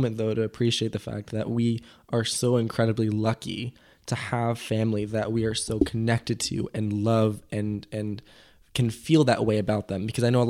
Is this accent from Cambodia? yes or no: no; Mexico; now in United States; my parents spend still a decent amount of time where I grew up in Mexico every year. And so I completely consider that home as well, because that's where I went to school.